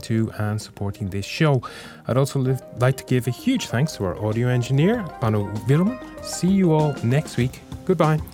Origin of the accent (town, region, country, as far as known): Ireland; now in Finland